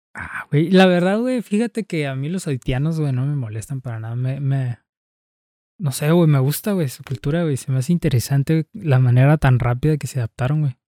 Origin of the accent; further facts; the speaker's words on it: Tijuana, Baja California, Mexico; mi Tijuana me gusta de cierta manera, aunque yo sé que es una ciudad bastante fea.